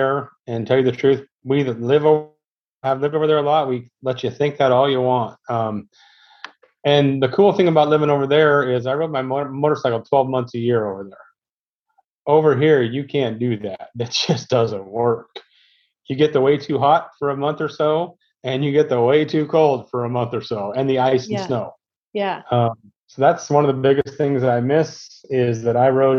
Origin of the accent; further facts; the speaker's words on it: Washington, United States; also born or lived in Tacoma / Wenatchee / South Puget Sound; now in Tri-Cities, Washington, United States; Born and raised in Washington State. I have lived all over the state.